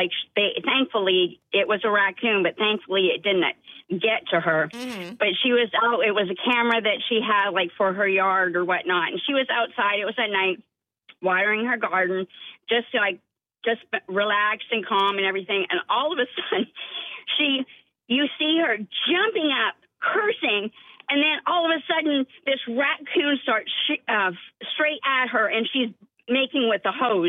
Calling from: Mount Pleasant, United States; I am in Mount Pleasant right now, on my way to work.

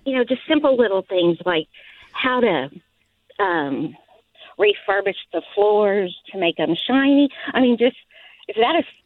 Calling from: Fort Worth, Texas, United States; I'm calling from Fort Worth, Texas.

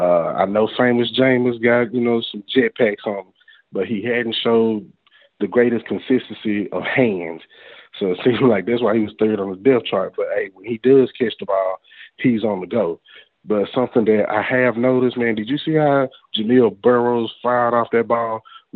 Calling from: Lufkin, Texas, United States; I'm calling from Lufkin, Texas.

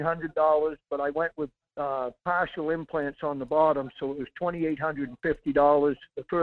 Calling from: Salcha, Alaska, United States; Yeah, Mike. … from Salcha.

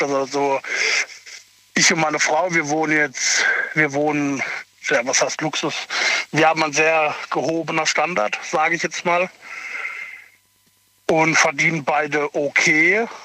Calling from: Kehl, Baden-Württemberg, Germany

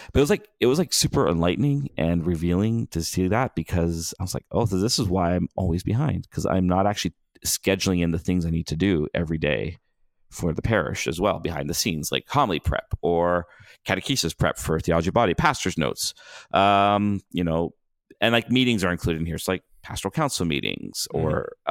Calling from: Wisconsin, United States; I'm calling from Wisconsin.

